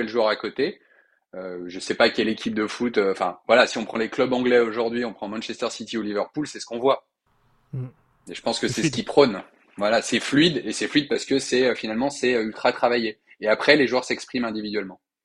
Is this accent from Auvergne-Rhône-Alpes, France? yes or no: yes; Lyon, Auvergne-Rhône-Alpes, France; also born or lived in Paris; je viens à titre personnel de me réinstaller à Lyon, notamment pour ouvrir ce bureau, en tant que Lyonnais qui se respecte